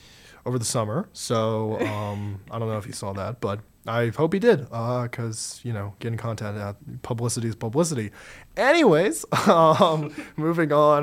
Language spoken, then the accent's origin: English; Charlotte, North Carolina, United States; I'm from North Carolina, too. I'm from Charlotte, too